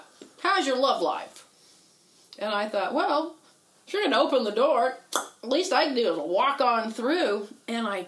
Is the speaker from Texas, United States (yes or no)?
yes; Houston, Texas, United States; I grew up in Houston